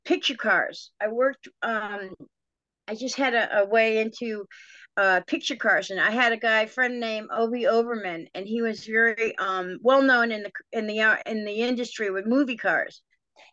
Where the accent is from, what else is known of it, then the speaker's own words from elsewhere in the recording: Connecticut, United States; moved away; also born or lived in Topanga Canyon, California; born and raised in Connecticut, all Italian family